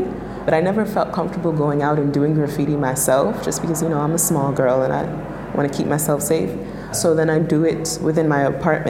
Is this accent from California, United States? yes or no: no; New York, United States; I'm born and raised in New York